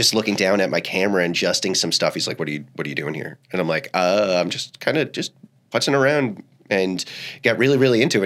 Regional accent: Selden, New York, United States; moved away; also born or lived in Ybor City, Tampa, Florida; So a lot of it was spent on Long Island

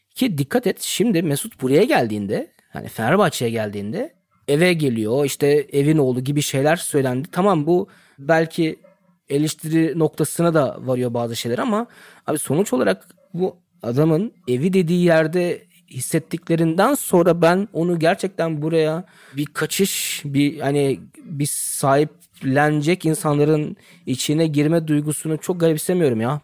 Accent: Germany; Ben ömrü hayatımda yani burada doğdum, büyüdüm

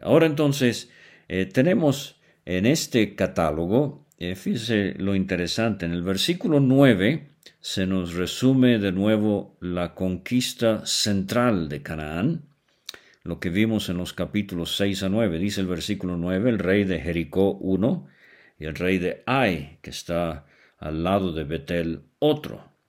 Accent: Venezuela; now in Mexico; vivo en México, pero nací en Venezuela, Suramérica

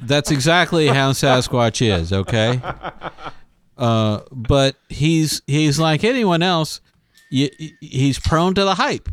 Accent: Pasadena, Texas, United States; I was, I was born in Houston. Actually, I was born in Pasadena, Texas

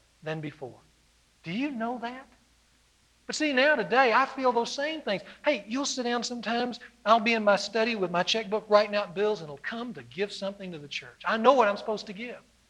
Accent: the South, United States; moved away; I was from the South

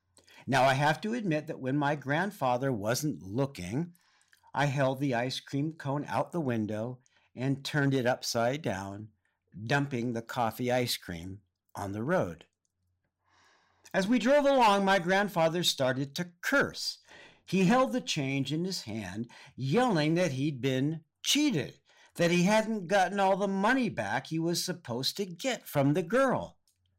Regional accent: California, United States; I grew up in Southern California, but both of my parents grew up on the East Coast.

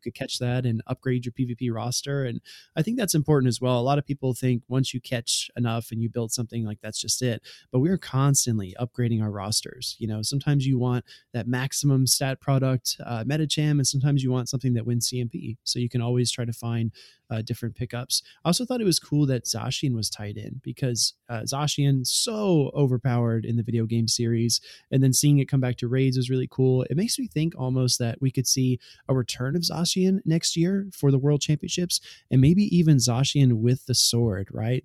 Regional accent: Southeast US, United States; I spent most of my life growing up in the South, Southeast of the U S

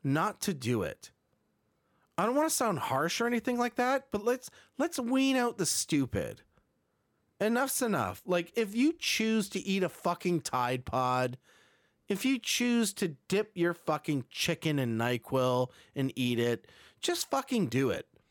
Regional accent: Burlington, Ontario, Canada; my hometown in Burlington, Ontario

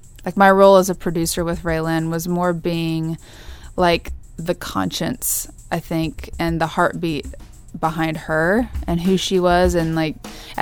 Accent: Kansas, United States; moved away; my hometown in Kansas

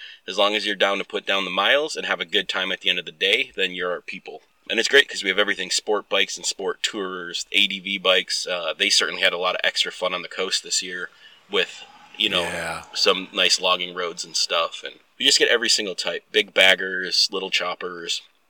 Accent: Midwest, United States; now in Oregon, United States; When I moved to Oregon, I came from the Midwest.

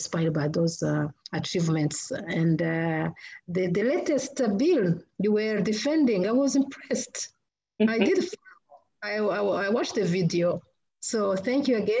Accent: Rwanda; moved away as an adult; now in United States; I come from Rwanda

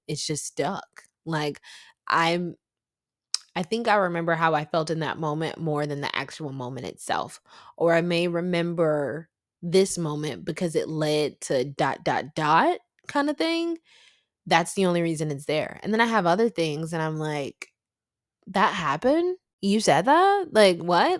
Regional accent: the South, United States; I'm from the South

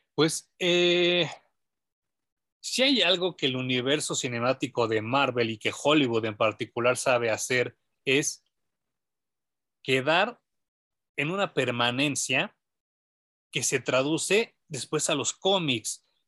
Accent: Mexico; como mexicano

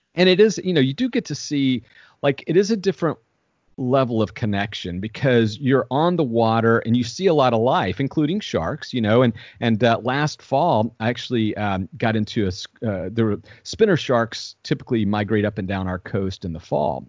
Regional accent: Southwest Georgia, United States; I grew up in Southwest Georgia, a hundred and seventy-two miles from the ocean.

